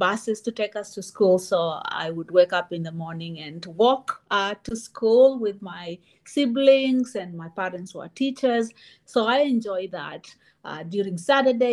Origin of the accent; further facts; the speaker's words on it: Kenyan coast, Kenya; also born or lived in Auburn, Alabama, United States; now in Urbana-Champaign, United States; I am currently living in Urbana-Champaign, and I grew up in the Kenyan coast.